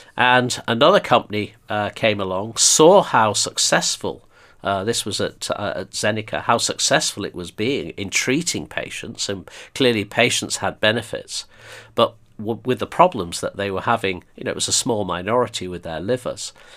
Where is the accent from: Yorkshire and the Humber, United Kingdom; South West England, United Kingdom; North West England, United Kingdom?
North West England, United Kingdom; Blackpool; moved away as an adult; also born or lived in Birmingham / Stoke; I grew up in Blackpool